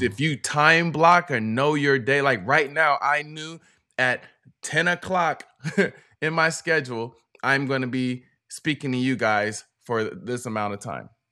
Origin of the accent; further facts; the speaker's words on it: West Coast, United States; also born or lived in North Carolina; We're from the West Coast